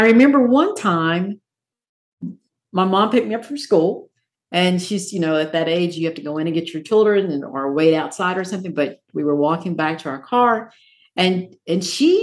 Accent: Morristown, Tennessee, United States; I grew up in Morristown, Tennessee, about an hour away

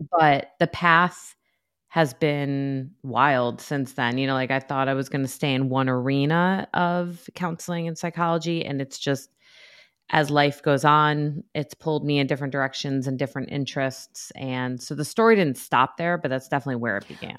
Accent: New York, United States; now in North Carolina, United States; I'm from New York

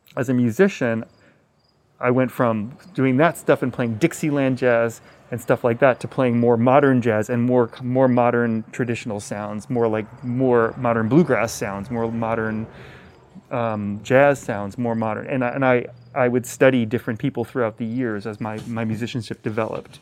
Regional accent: Hudson Valley, New York, United States; growing up around Pete Seeger in the Hudson Valley

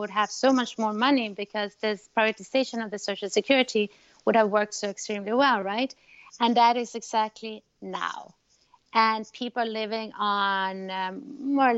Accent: Chile; I'm from Chile

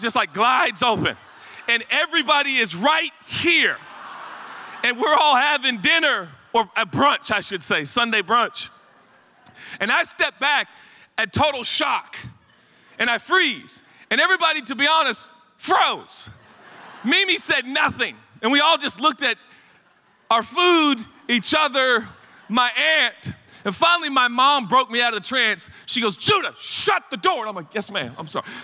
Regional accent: Portland, Oregon, United States; I grew up in Portland, Oregon

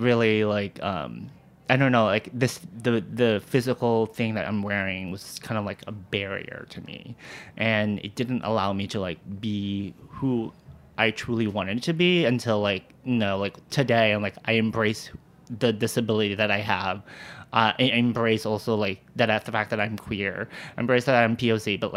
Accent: Walnut, California, United States; moved away as an adult; now in New York City, United States; I grew up in the suburbs of Los Angeles, this small little suburb city called Walnut, California.

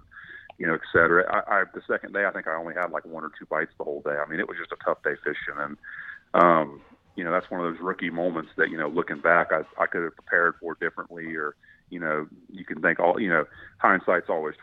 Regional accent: Jacksonville, Florida, United States; also born or lived in Orlando, Florida; being from Florida, you know, I grew up in Jacksonville

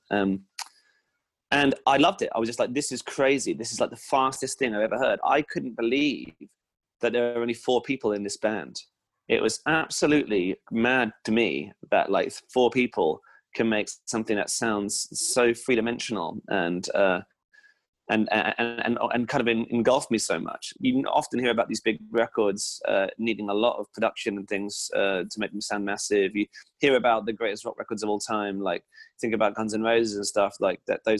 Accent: Hampshire, South East England, United Kingdom

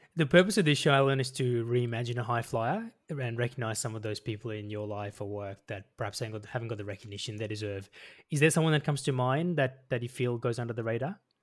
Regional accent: Melbourne, Victoria, Australia; I grew up in Melbourne as well, so I grew up not far from Box Hill

